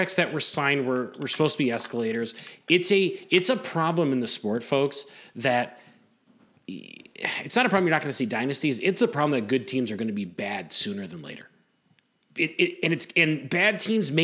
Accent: Chicago, Illinois, United States; I grew up in Chicago, an hour or so from Milwaukee

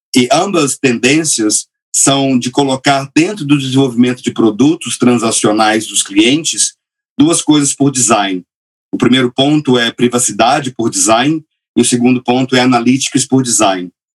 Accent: Minas Gerais, Brazil; moved away as an adult; also born or lived in Silicon Valley; Eu sou de Minas Gerais, onde eu cresci

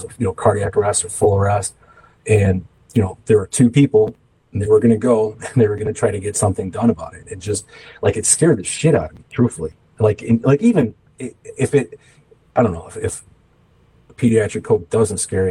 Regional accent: Calumet City, Illinois, United States; I grew up in Calumet City for the most part, kind of transient for a little bit of my life, you know, moving around with my family when they split up

